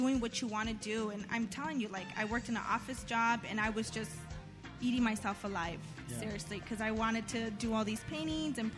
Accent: Whittier, California, United States; I grew up in Whittier since I moved here when I was like 4

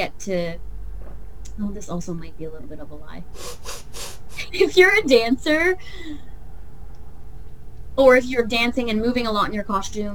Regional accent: Chatham, Ontario, Canada; now in Sarnia, Canada; I didn't grow up in Sarnia. I grew up in Chatham

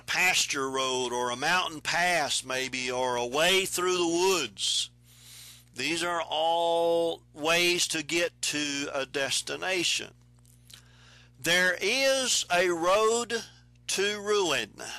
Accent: Texas, United States; I'm from Texas. We traveled caliche roads

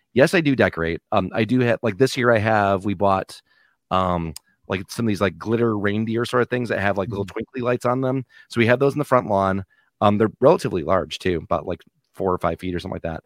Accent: Michigan, United States; we're all from the Michigan area

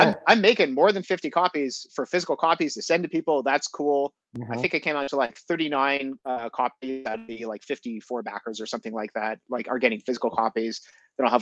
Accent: Montreal, Quebec, Canada; moved away as an adult; also born or lived in Japan / Netherlands; now in Toronto, Canada; I grew up in Montreal. I grew up as an English Montreal or an Anglo, as we call ourselves

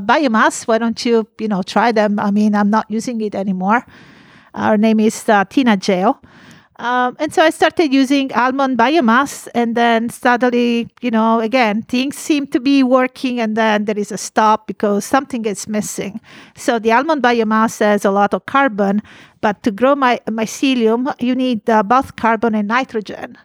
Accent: Italy; now in California, United States; I am from Italy

